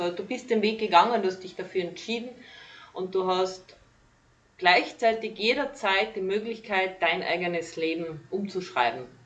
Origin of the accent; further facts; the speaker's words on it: Carinthia, Austria; ich bin gebürtige Kärntnerin, komme aus Kalifornien von Österreich